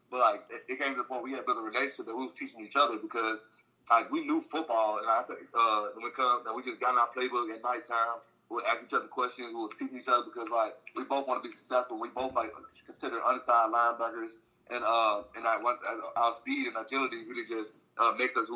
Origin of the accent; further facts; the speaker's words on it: Mississippi, United States; My favorite team was the Saints growing up since I'm from Mississippi.